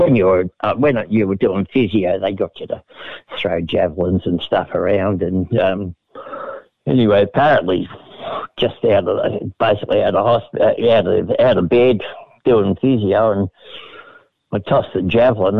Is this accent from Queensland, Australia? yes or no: no; Reservoir, Victoria, Australia; also born or lived in Preston, Victoria; I lived in Reservoir, actually. That's where I was born in Preston. Moved the whole way out in the sticks to Reservoir.